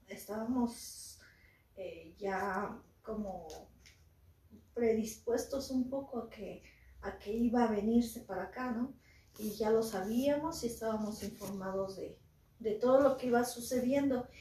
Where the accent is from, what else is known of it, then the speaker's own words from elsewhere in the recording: Mexico; somos mexicanos, somos guerreros, este, guerreros aztecas, nuestra sangre es muy fuerte